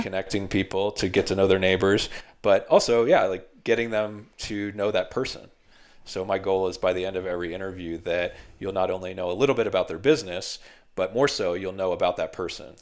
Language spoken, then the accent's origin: English; Philadelphia, Pennsylvania, United States; now in Colorado, United States; I grew up in Philly area